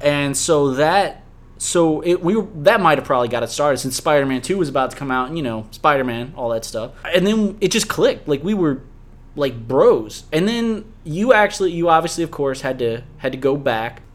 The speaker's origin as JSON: {"language": "English", "town": "Harvey", "region": "Louisiana", "country": "United States", "tie": "born or raised there", "said": "we both grew up on the West Bank. I grew up in Harvey"}